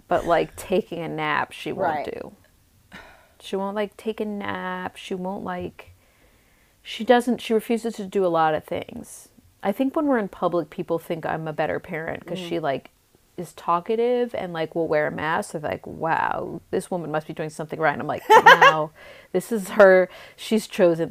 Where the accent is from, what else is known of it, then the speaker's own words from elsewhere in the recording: East Coast, United States; now in Los Angeles, United States; I'm from the East Coast too